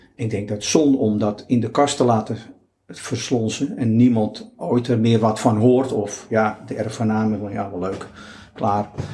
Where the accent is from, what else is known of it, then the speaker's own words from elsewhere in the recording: Netherlands; We zijn natuurlijk uit Nederland met onze eigen cultuur, met onze eigen achtergrond